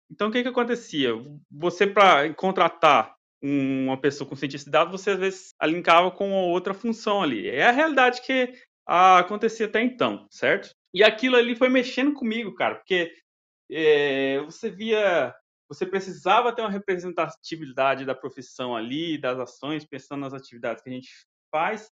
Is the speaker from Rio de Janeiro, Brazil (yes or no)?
no; Mato Grosso, Brazil; brasileiro, Mato Grosso